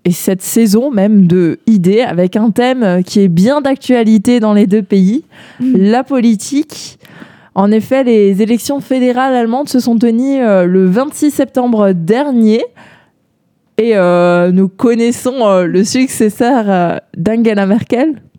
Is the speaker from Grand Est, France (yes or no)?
yes; Alsace, Grand Est, France; now in L'Aigle, France; je viens de l'autre côté du Rhin par rapport euh, à toi, Merle, mais pas trop loin non plus, car euh, je suis euh, originaire d'Alsace.